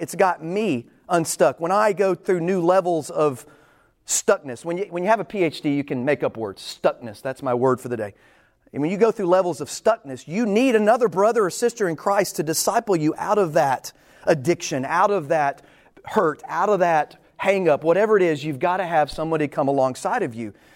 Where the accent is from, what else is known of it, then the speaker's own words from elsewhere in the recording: Texas, United States; I'm from Texas. I haven't lived anywhere other than Texas.